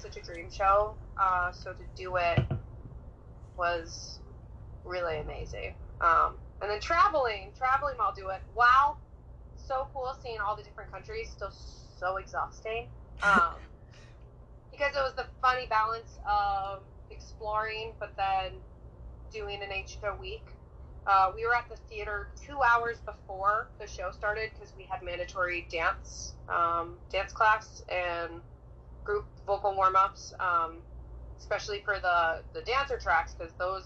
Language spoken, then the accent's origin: English; Santa Cruz, California, United States; now in New York City, United States; I am originally from Santa Cruz, California